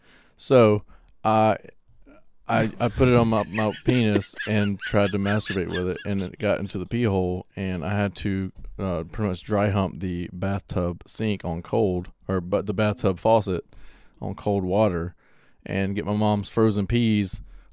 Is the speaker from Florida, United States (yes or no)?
yes; Pensacola, Florida, United States; now in Monroe, United States; I'm from Pensacola, Florida. I've lived in Monroe for a while.